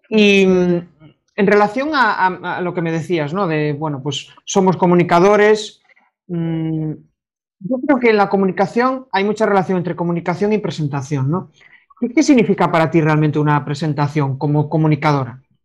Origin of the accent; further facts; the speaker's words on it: Galicia, Spain; como buen gallego